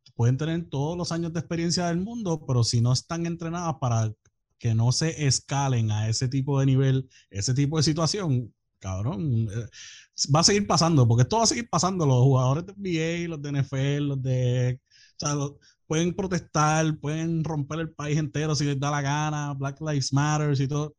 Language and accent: Spanish; Puerto Rico; soy de Puerto Rico y que vivo allá.